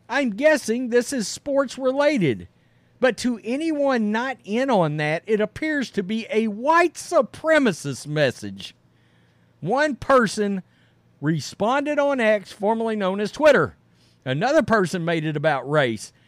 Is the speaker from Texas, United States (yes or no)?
yes; Texas, United States; I'm from Texas